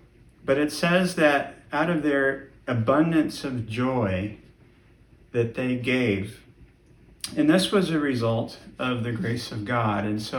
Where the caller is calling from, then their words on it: Marshalltown, Iowa, United States